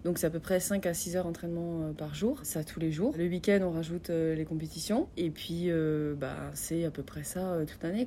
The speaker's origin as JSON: {"language": "French", "town": "Sarreguemines", "region": "Grand Est", "country": "France", "tie": "born or raised there", "moved": "as an adult", "said": "ici en Moselle, chez moi à Sarreguemines, parce que bah, c'est de là où je viens"}